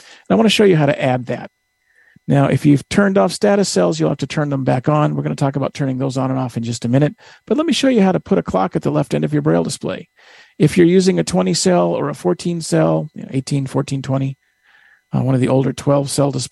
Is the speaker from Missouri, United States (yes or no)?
no; Northern California, United States; I'm from Northern California